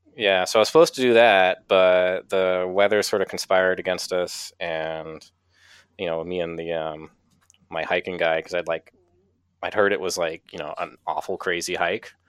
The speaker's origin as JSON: {"language": "English", "town": "Kittery", "region": "Maine", "country": "United States", "tie": "born or raised there", "said": "I'm from Maine originally and grew up here in uh, in Kittery, which is like the southernmost town in Maine"}